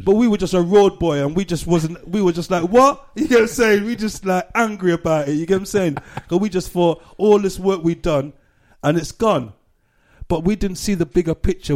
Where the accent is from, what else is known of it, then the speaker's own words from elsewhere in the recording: Gloucester, South West England, United Kingdom; also born or lived in Cheltenham / Brixton / Peckham; now in London, United Kingdom; growing up in Gloucester as a black, we just stuck to our own